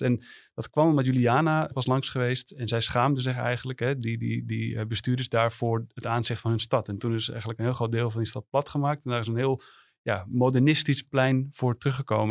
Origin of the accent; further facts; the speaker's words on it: Amsterdam, North Holland, Netherlands; als Amsterdammer